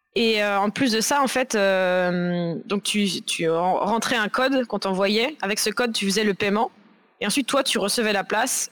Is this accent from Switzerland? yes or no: no; Nantes vineyard area, Pays de la Loire, France; moved away as an adult; now in Paris, France; je suis nantaise d'origine, enfin du, vignoble nantais, pas Nantes même. Et euh, donc j'ai vécu dans le vignoble pendant toute mon enfance.